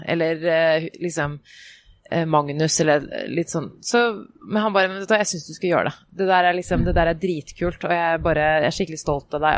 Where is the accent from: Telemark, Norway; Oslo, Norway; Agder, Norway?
Oslo, Norway; Jeg er jo vokst opp der hvor jeg bor nå.